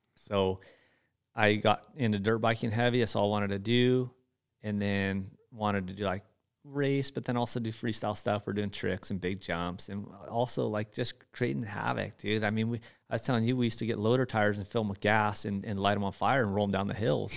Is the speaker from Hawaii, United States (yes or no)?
yes; Hawaii, United States; moved away as an adult; now in Gardnerville, United States; I was born and raised in Hawaii